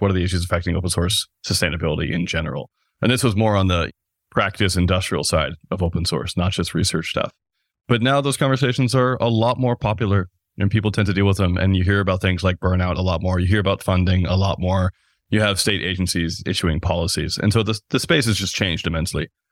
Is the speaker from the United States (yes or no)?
yes; United States; accent: American; the U S, which is where I'm obviously coming from. That's where my accent is from, my passport